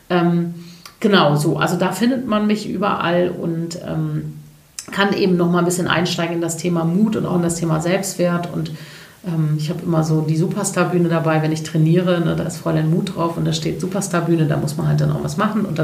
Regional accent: Cologne, North Rhine-Westphalia, Germany; Ich bin ja Kölnerin, deswegen und .de e war einfach weg.

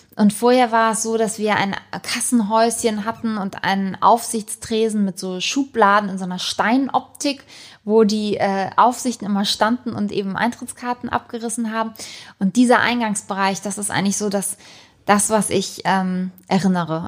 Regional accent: Hamburg, Germany; schon hier wirklich aufgewachsen bin im Panoptikum

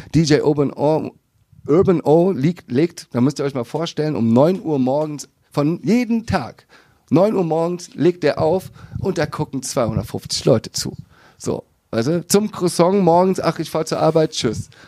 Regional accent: Viersen, North Rhine-Westphalia, Germany; Niederrhein, direkt da um die Ecke geboren in Viersen.

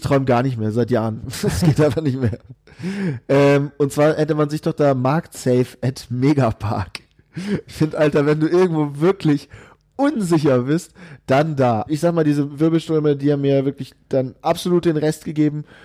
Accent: Bavaria, Germany; selbst als Bayer, wobei äh, so wirklich bayerisch fühle ich mich jetzt nicht

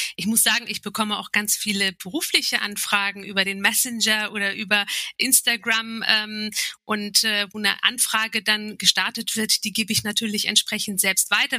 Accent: Turkey; als Türkin

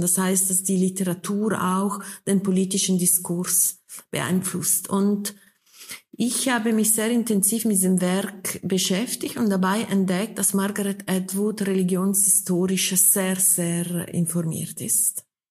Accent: Switzerland; wir sind ja beide in der Schweiz geboren, Frau Höpflinger und ich.

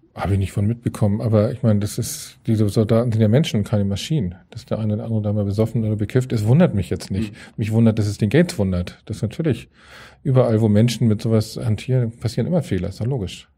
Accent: Hamburg, Germany; also born or lived in Reinbek; bin Hamburger ähm, und mache hier Außenpolitik

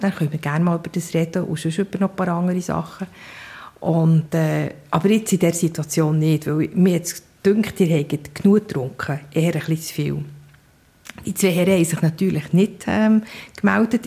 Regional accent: Bern, Switzerland; also born or lived in Seedorf; Ich bin in Bern aufgewachsen

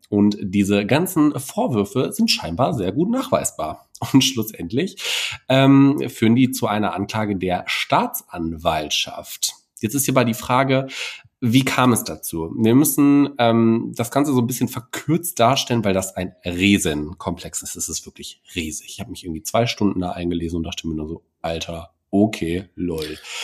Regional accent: Germany; hier bei uns in Deutschland

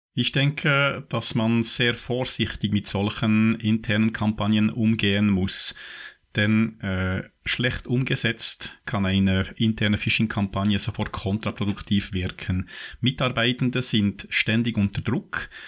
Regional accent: Switzerland; bei uns in der Schweiz

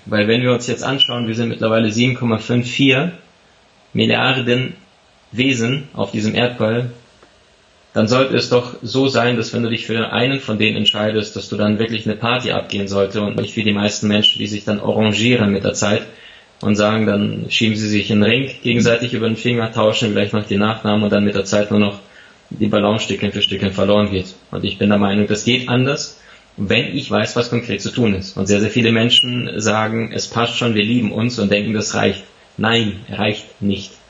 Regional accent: Siberia, Russia; now in Germany; ich bin tatsächlich im Ausland in Sibirien geboren

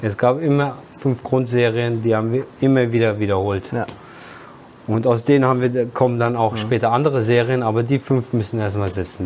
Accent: Wiesbaden, Hesse, Germany; ich bin zwar in Wiesbaden geboren, in der HSK-Klinik

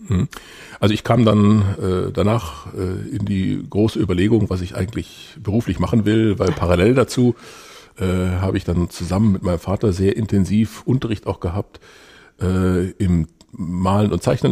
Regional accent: Ravensburg, Baden-Württemberg, Germany; bin in Ravensburg aufgewachsen

